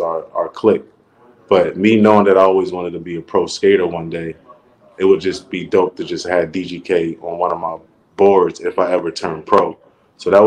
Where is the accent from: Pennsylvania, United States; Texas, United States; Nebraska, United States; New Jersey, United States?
Pennsylvania, United States; Philadelphia; I'm a pro skater from Philly. I grew up in North Philly, Strawberry Mansion